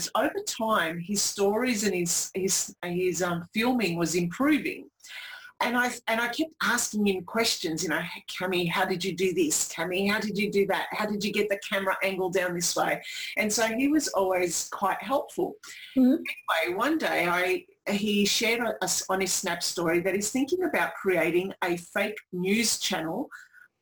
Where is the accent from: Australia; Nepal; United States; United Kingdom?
Australia; Melbourne, Victoria; I'm from Melbourne